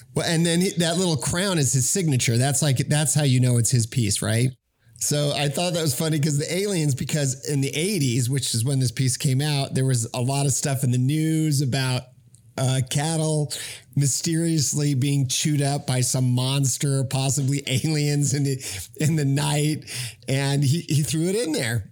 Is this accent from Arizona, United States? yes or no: yes; Arizona, United States; I'm from Arizona